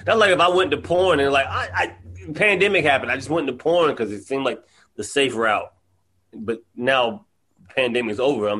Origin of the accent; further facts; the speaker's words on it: the South, United States; Like, I'm from the South, so I go home and I see that people are, like, sitting in their yards, they're talking.